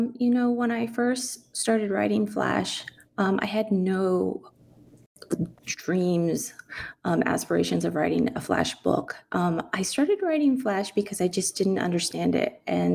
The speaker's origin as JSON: {"language": "English", "town": "San Antonio", "region": "Texas", "country": "United States", "tie": "born or raised there", "said": "Growing up in San Antonio, I never saw San Antonio in anything literary, in any books, in any essays."}